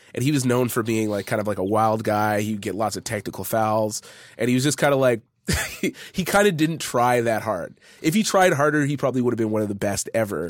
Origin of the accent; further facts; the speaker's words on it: Edmonton, Alberta, Canada; I was born and raised in Edmonton